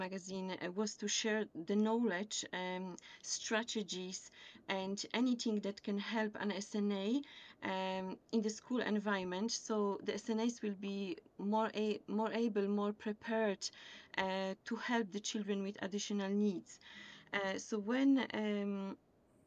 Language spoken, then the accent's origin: English; Poland; English is a second language; moved away as an adult; now in County Limerick, Ireland; I have also a teaching background from Poland because I come from Poland and I was teaching German over there.